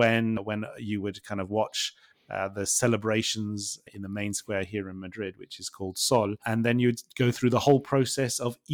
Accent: England, United Kingdom; because obviously we are from England. And so we kind of like have very much sort of the English traditions.

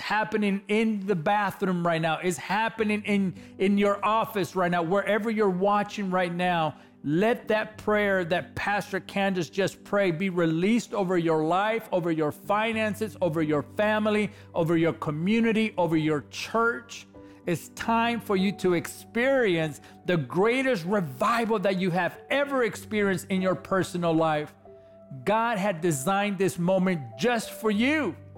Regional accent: Los Angeles, California, United States; I was a kid from East LA, California

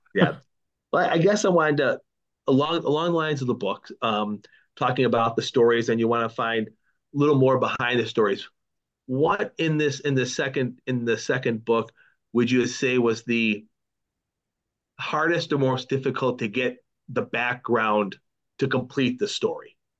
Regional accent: Buffalo, New York, United States; growing up in Buffalo

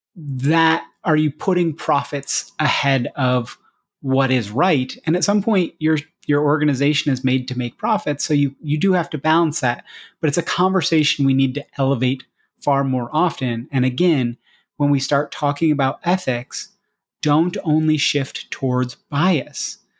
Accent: United States; as an American

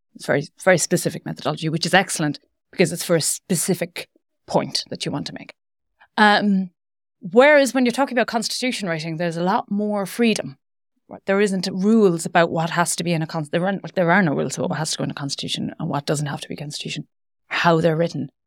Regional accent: Ireland; I'm coming from the Republic

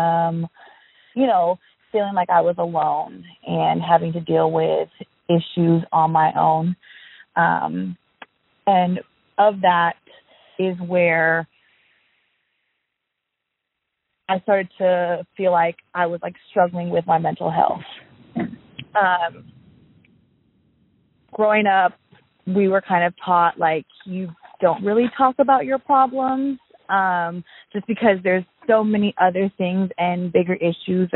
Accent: Seattle, Washington, United States; I grew up in Seattle, Washington

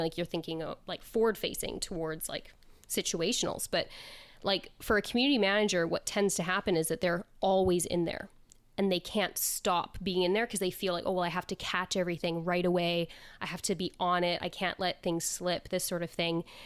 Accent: Canada; also born or lived in south of Spain; now in Spain; I am originally Canadian, um, but I live in the south of Spain

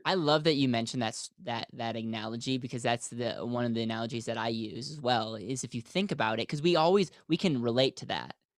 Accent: Wisconsin, United States; now in Denver, United States; I'm from the States, I grew up in Wisconsin, and now live in Denver, Colorado

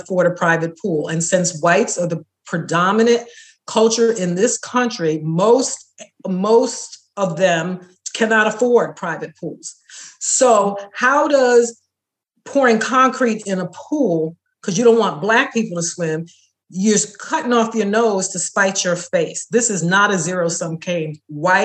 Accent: New York City, New York, United States; I was growing up in New York City, I was born in 1960

